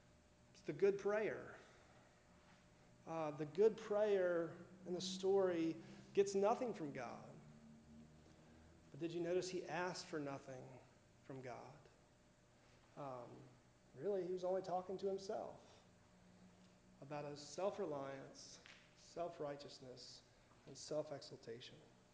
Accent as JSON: {"language": "English", "town": "Miami", "region": "Florida", "country": "United States", "said": "people who don't understand what it's like to live in Florida. I'm from Miami. It's never been this cold before, right?"}